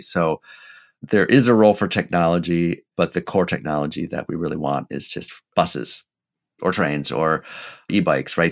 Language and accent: English; Portland, Oregon, United States; TriMet here in, in my hometown here